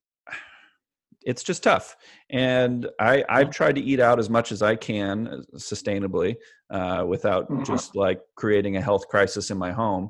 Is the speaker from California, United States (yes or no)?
yes; Bakersfield, California, United States; I'm from Bakersfield